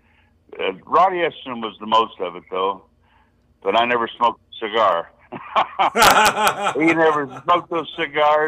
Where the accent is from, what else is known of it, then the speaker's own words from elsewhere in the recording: St. Joseph, Missouri, United States; I'm originally from St. Joseph, Missouri.